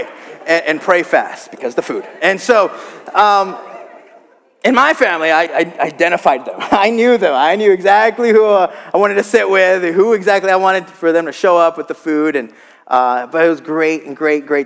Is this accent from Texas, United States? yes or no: yes; South Texas, United States; moved away as an adult; also born or lived in Gainesville, Florida; I grew up in South Texas